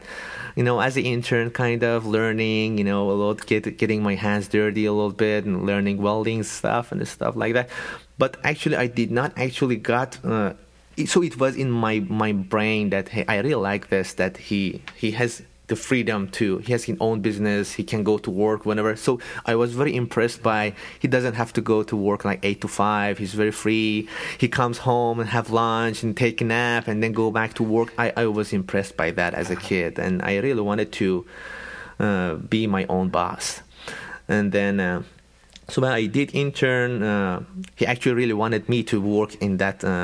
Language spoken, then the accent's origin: English; Iran; moved away; We're from Iran